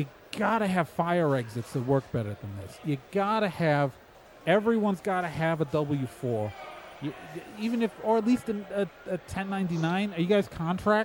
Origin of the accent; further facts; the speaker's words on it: New Jersey, United States; I'm from New Jersey.